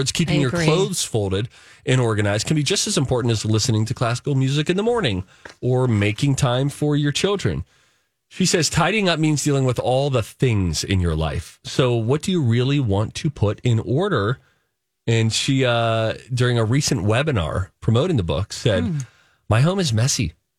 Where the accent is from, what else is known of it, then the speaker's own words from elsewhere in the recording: Chaska, Minnesota, United States; And I'm from Chaska, and our beloved Melissa Peterman says Chaska.